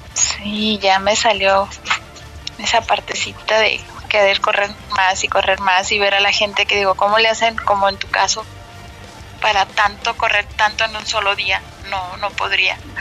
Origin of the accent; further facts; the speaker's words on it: Guadalajara, Jalisco, Mexico; yo soy de Guadalajara